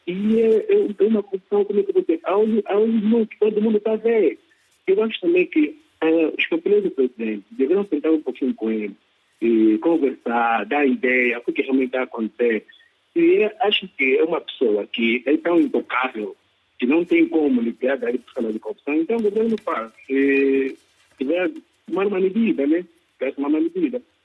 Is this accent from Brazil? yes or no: no; Angola; eu, como angolano